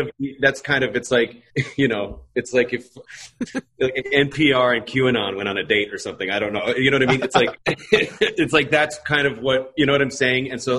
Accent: Iowa, United States; I'm from Iowa. My dad worked for John Deere.

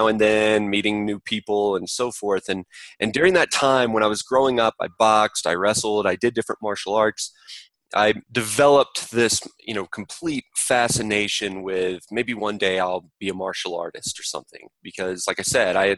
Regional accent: Atlanta, Georgia, United States; I grew up in Atlanta, Georgia, a very middle-class life

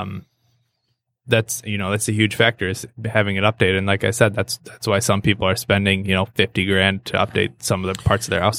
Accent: Hartland, Michigan, United States; moved away as an adult; also born or lived in Saginaw, Michigan; now in Birmingham, United States; I grew up in Heartland.

